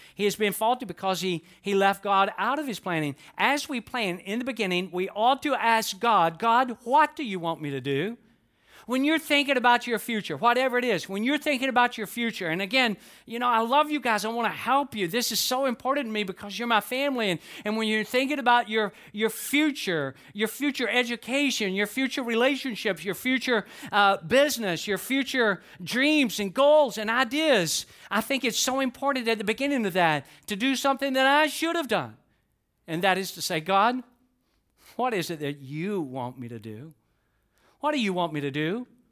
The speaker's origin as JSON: {"language": "English", "town": "Atlanta", "region": "Georgia", "country": "United States", "tie": "born or raised there", "said": "I grew up in Atlanta, and Atlanta is booming"}